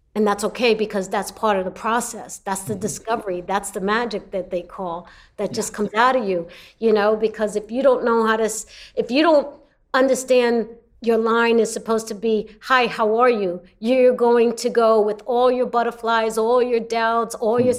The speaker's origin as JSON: {"language": "English", "town": "New York City", "region": "New York", "country": "United States", "also_born_or_lived": "Los Angeles", "moved": "as an adult", "said": "I come from Brooklyn, New York."}